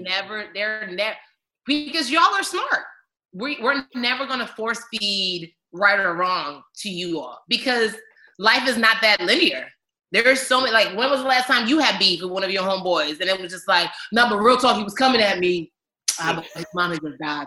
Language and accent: English; Maryland, United States; I'm from Maryland too